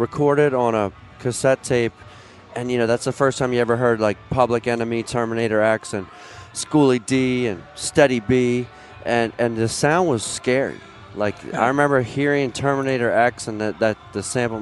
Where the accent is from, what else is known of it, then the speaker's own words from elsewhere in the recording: Philadelphia, Pennsylvania, United States; moved away as an adult; now in Boston, United States; growing up in Philly, so I was in the 80s